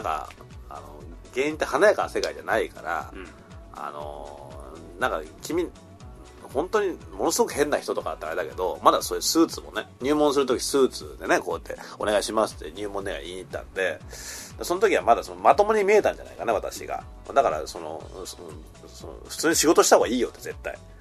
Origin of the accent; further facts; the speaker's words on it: Higashimurayama, Tokyo, Japan; 私の出身地がこれは東京都東村山市というあの志村けんさんとか